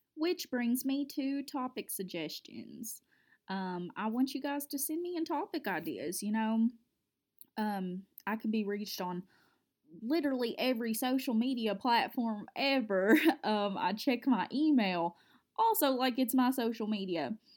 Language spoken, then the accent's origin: English; Cub Run, Kentucky, United States; I'm from a small town in South Central Kentucky. It's called Cub Run